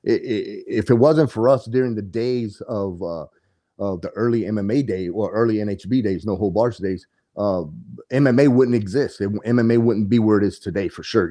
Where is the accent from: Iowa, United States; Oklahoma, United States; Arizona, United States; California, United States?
Arizona, United States; Coolidge; I'm a native to Arizona, born and raised in Coolidge, Arizona